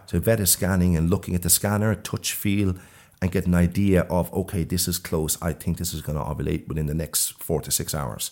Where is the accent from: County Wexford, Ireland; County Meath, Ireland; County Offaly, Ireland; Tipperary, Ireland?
County Meath, Ireland; Ashbourne; now in Sweden; I'm from Ashburn in Mead originally